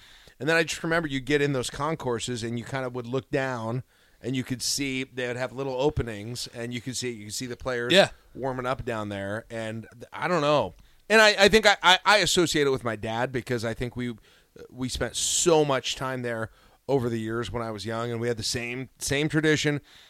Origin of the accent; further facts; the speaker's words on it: Lincoln, Nebraska, United States; also born or lived in South Dakota; I we moved here, in what 1980. I moved here in 1986. We lived. I was born in South Dakota.